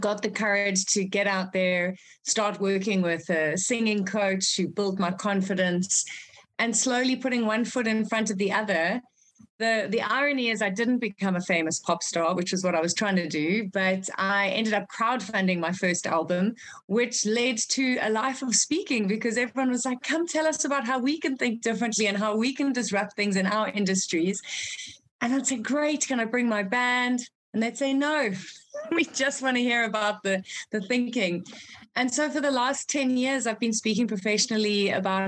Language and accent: English; South Africa; also born or lived in Zimbabwe; I'm from Zimbabwe originally. That's where I was born. So Africa is definitely in my blood. We moved to South Africa when I was five